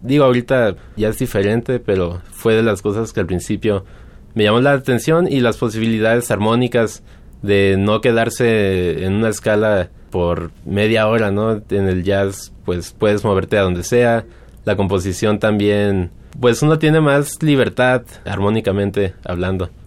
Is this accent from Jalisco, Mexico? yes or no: yes; Guadalajara, Jalisco, Mexico; Yo soy de Guadalajara, eh, nací hace muchos años y estudié con el maestro eh, Alfredo Vázquez a la edad de siete años